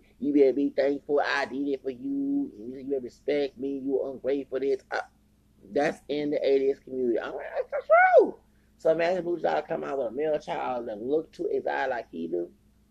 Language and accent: English; the South, United States; And I'm from the South.